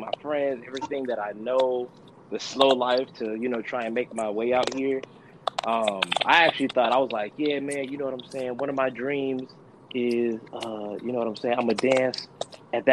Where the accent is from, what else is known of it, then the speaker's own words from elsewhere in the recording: Jacksonville, Florida, United States; now in Los Angeles, United States; I'm originally from Jacksonville, Florida. I moved out here to pursue my dreams of dance